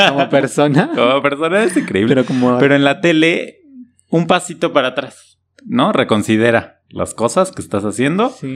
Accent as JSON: {"language": "Spanish", "country": "Mexico"}